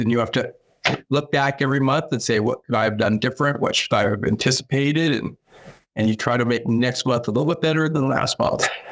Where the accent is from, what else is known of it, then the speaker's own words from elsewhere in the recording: Sacramento, California, United States; moved away as an adult; now in Pittsburg, Kansas, United States; I come from California. In California, I lived in a large city, Sacramento